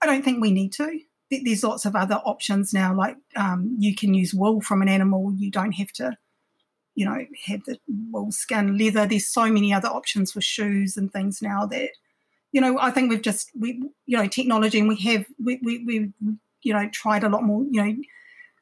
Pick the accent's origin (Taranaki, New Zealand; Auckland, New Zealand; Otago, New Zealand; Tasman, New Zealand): Tasman, New Zealand; Takaka; also born or lived in Wellington; I grew up in Takaka for a little bit